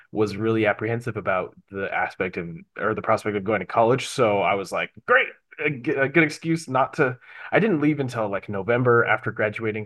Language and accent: English; Bountiful, Utah, United States; I grew up in Bountiful